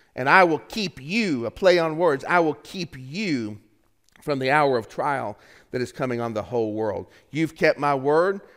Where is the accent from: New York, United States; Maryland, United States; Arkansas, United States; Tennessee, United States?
Tennessee, United States; I was in seventh grade in Eastridge Middle School in my hometown.